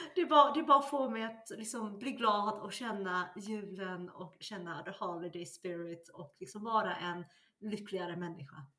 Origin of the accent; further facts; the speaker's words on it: Sweden; also born or lived in China; Jag är ursprungen igen från Kina, men växte upp i, i Sverige.